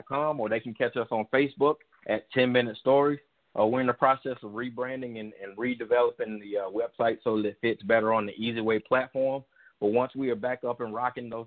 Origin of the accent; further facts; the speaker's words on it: the South, United States; growing up in the South, we would we only had one TV